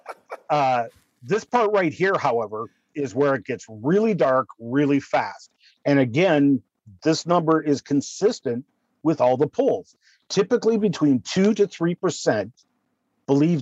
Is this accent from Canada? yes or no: yes; Canada; I'm being Canadian